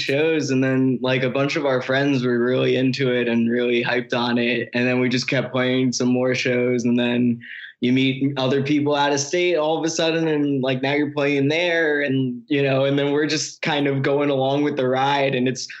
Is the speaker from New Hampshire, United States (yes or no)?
no; South Amboy, New Jersey, United States; I play guitar and I sing. And where did I grow up? I grew up in South Amboy, New Jersey, which is also a very suburby white town in New Jersey. Can you tell that we're ex-suburb kids?